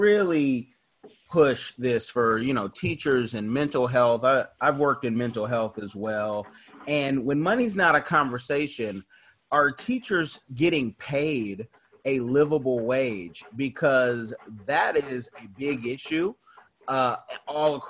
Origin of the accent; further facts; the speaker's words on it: Oakland, California, United States; I'm from Oakland.